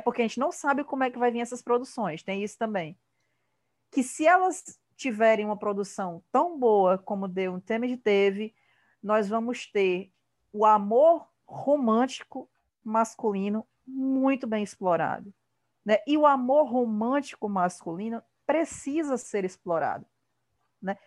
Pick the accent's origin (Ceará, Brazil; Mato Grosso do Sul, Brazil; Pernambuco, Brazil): Ceará, Brazil; Eu sou, eu sou cearense, eu falo de um jeito meio esquisito